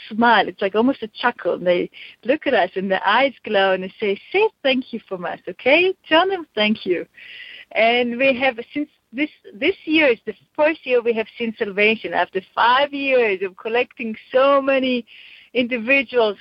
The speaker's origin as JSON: {"language": "English", "country": "Israel", "tie": "born or raised there", "said": "when I grew up in Israel"}